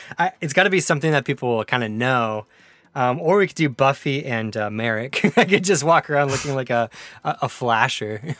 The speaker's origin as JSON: {"language": "English", "town": "Prince George", "region": "British Columbia", "country": "Canada", "tie": "born or raised there", "said": "I was born and raised in Prince George, British Columbia"}